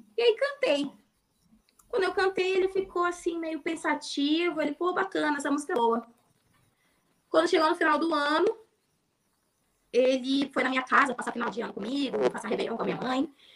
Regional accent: Amapá, Brazil; also born or lived in Rio de Janeiro; eu sou do Amapá

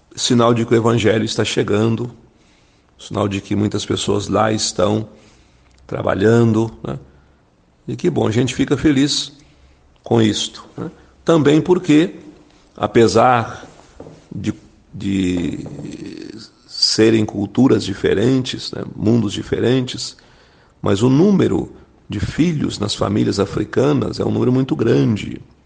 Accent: Brazil; moved away; porque eu via no Brasil, na nossa diocese, na minha cidade natal

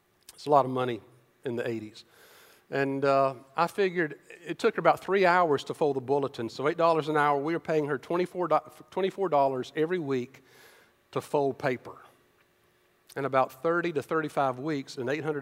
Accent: Decatur, United States; I grew up in Decatur

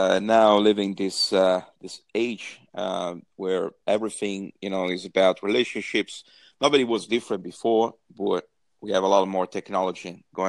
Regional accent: Italy; moved away as an adult; now in Dublin, Ireland; people living in Dublin, because I myself, you know, I was born in Italy. I'm half Italian, half Spanish. And around 98, you know, 98 actually left Italy for good.

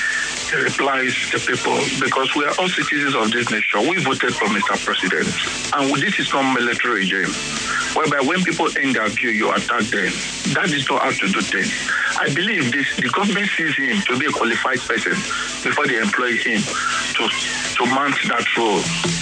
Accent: Surulere, Lagos, Nigeria; from Surulere.

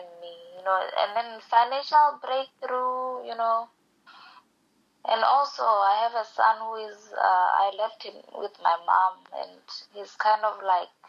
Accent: Botswana; now in United States; I'm from Botswana, but currently lives in USA

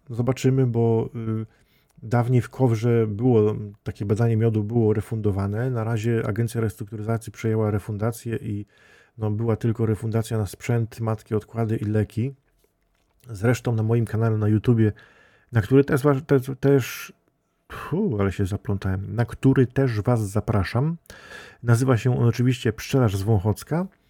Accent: Świętokrzyskie Voivodeship, Poland; tutaj u nas w Świętokrzyskim

